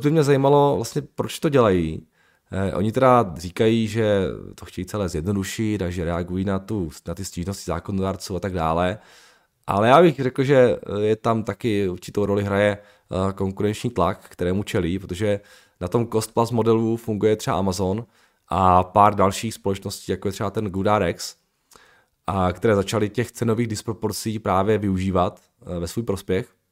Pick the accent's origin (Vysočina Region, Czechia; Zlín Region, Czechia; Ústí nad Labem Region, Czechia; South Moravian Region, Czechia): Zlín Region, Czechia; Uherský Brod; moved away; já jako pocházím z toho maloměsta z Velského Brodu